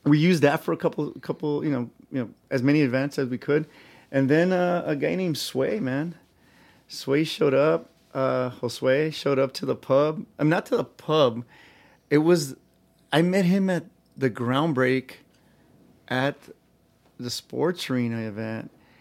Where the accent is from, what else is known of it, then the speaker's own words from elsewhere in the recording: Los Angeles, California, United States; I grew up in Boyle Heights